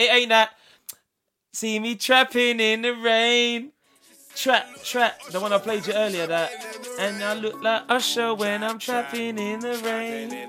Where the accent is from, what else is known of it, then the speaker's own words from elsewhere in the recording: England, United Kingdom; I'm English.